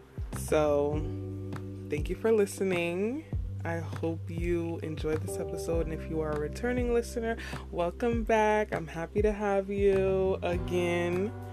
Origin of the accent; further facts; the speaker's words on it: New York, United States; I'm not from Texas. I'm born and raised in New York. You probably can't tell that. I don't have a New York accent.